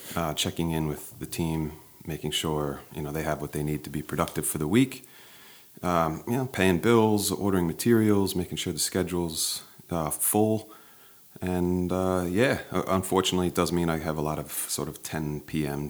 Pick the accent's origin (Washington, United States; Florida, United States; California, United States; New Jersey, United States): New Jersey, United States; Maplewood; moved away as an adult; also born or lived in Sydney, Australia; I grew up in Maplewood, one town over